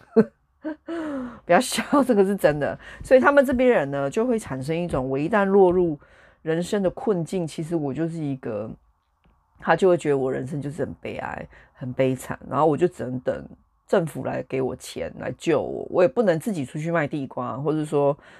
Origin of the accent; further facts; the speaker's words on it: Taiwan; moved away as an adult; now in United Kingdom; 我觉得我身为一个台湾人，我在台湾出生